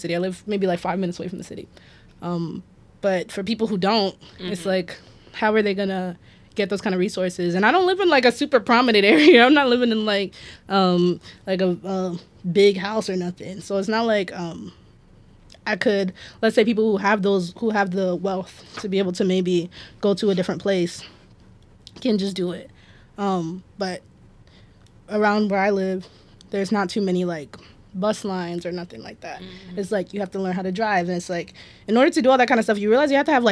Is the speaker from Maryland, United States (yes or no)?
yes; Woodlawn, Maryland, United States; also born or lived in Baltimore; I live in Baltimore my whole life. I like to say I'm from the city. I'm from Baltimore.